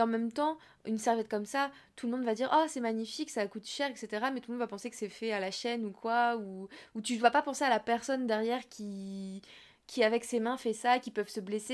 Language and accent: French; Fontainebleau, Île-de-France, France; now in Montreuil, France; j'habite à Montreuil depuis des années. Je vais pas dire que je viens de Montreuil. Si on me demande, ah, tu viens d'où Je vais dire, bah, de Fontainebleau, tu vois. Oui. Parce que juste mm. parce que c'est là que j'ai grandi